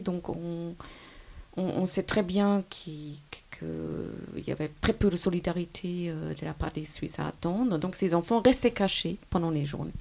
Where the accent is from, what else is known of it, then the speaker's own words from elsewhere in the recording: Germany; moved away as an adult; also born or lived in France; now in Switzerland; je suis allemande